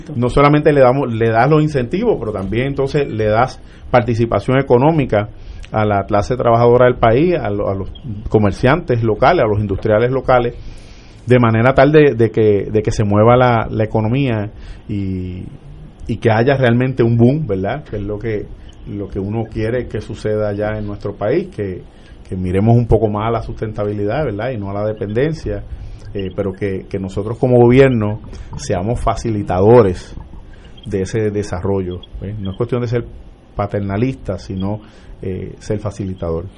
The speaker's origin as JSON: {"language": "Spanish", "town": "Vega Baja", "country": "Puerto Rico", "tie": "born or raised there", "also_born_or_lived": "Arecibo / Manatí", "said": "nací en Arecibo, pero me crié en el barrio Yeguada de Vega Baja"}